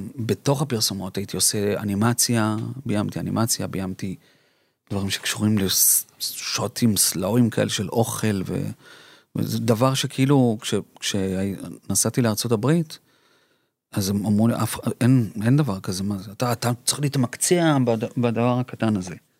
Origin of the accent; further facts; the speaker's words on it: Colombia; now in Israel; אני קולומביאני, אמא שלי ארגנטינאית ואני נולדתי בקולומביה